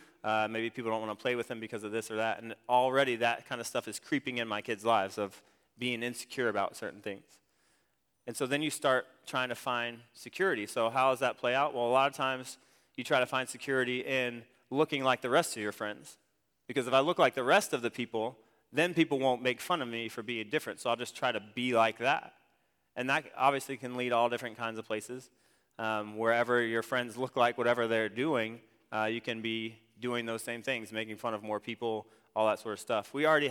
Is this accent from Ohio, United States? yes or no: yes; Ohio, United States; I grew up in Ohio. And I went to a smaller school, about the size of Central Heights.